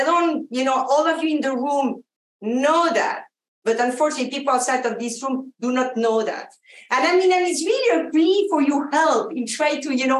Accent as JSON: {"language": "English", "country": "Argentina", "tie": "born there", "also_born_or_lived": "France", "said": "I actually grew up around the world. I was born in Argentina. French parents, I went to France to go to agronomic engineering school"}